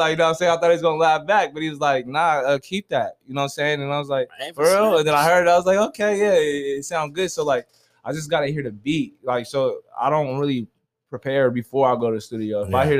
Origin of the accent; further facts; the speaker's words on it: Stockton, California, United States; But I'm from Stockton, California.